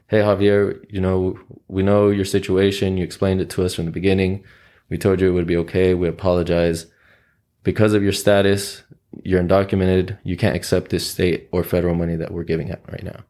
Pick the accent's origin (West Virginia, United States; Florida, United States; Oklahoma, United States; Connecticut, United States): Oklahoma, United States; Oklahoma City; also born or lived in Mexico City / Texas; grew up in South Oklahoma City